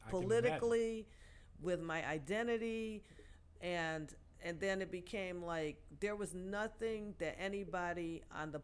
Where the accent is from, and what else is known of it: Detroit, Michigan, United States; born or raised there